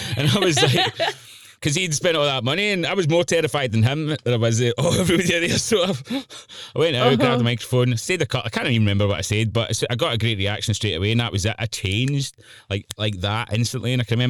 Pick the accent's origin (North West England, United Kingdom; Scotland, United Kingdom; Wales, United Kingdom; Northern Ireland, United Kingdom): Scotland, United Kingdom; Moodiesburn; there was nobody around about where we grew up in Moodysburn, the outskirts of Glasgow, that done that kind of thing.